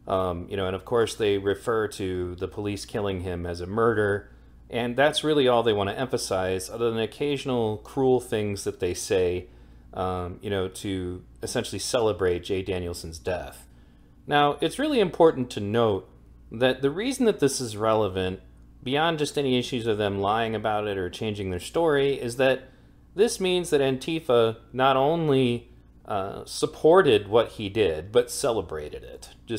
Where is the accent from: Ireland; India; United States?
Ireland; I'm Irish. I support a unified Ireland.